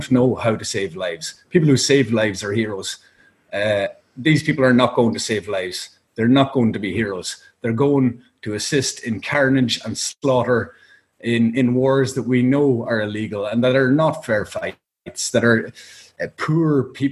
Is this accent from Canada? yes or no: no; Ireland